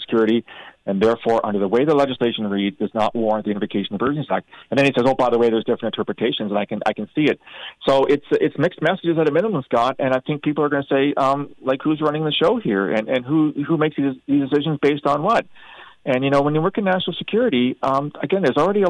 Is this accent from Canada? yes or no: yes; Canada; a Canadian who believes in the rule of law and democracy